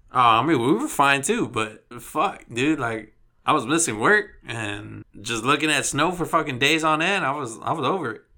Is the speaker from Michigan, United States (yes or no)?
no; Texas, United States; I'm from Texas